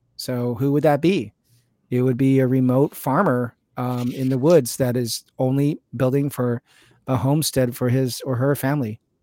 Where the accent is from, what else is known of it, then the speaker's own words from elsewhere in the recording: California, United States; I'm a Californian